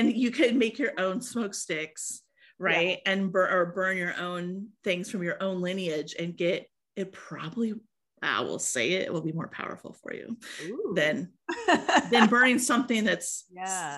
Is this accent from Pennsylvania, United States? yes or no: no; Iowa, United States; I was born and raised in Iowa